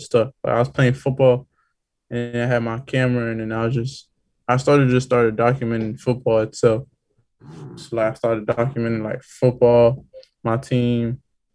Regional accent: Broward County, Florida, United States; I'm really from Broward County, Florida.

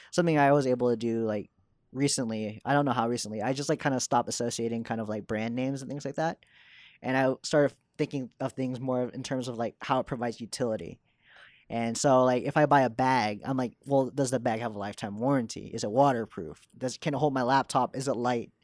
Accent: Dallas, Texas, United States; moved away as an adult; now in New York, United States; I was born in Dallas and I was raised there.

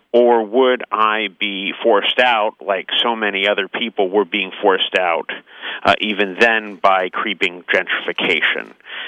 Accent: San Francisco, California, United States; I grew up in San Francisco. I'm 42 years old.

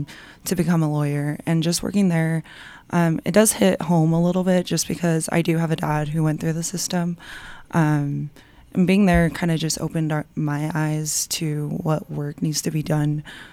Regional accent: Utah, United States; I was born here in Utah.

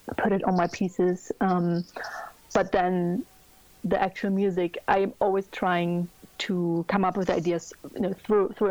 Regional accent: Germany; I'm from Germany

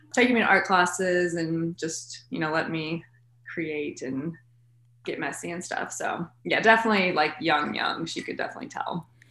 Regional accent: Lexington, Kentucky, United States; I was born in Lexington, lived here my whole life elementary through high school here

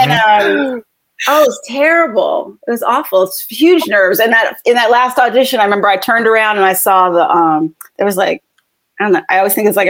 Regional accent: Southern California, United States; I grew up in Southern California

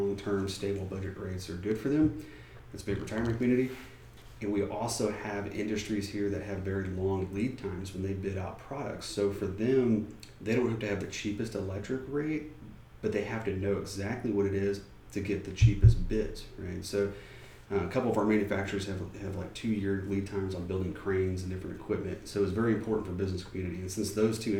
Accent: Georgetown, Texas, United States; I grew up in Georgetown.

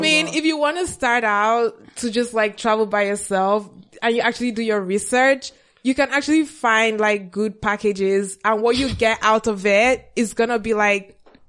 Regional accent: Akwa Ibom, Nigeria; I'm from Akwa Ibom.

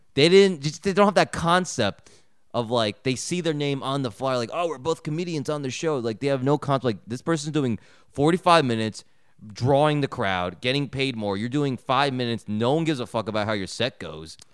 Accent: New York, United States; I'm from New York

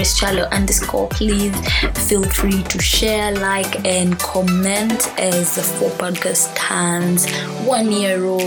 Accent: Kenya; I'm a Kenyan

